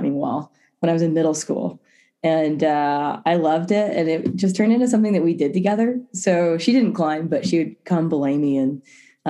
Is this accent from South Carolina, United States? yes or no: yes; South Carolina, United States; now in Boulder, United States; I'm from South Carolina